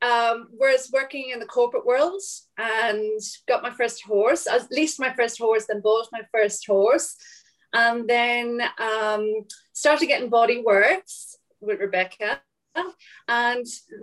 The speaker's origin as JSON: {"language": "English", "town": "Drogheda", "region": "Leinster", "country": "Ireland", "tie": "born or raised there", "also_born_or_lived": "Alexandria, Virginia / London", "moved": "as an adult", "lives_now": "Lake Bathurst, Australia", "said": "I was born in Drogheda, County Louth in Ireland. I currently live in Australia in a teeny tiny little village called Lake Bathurst."}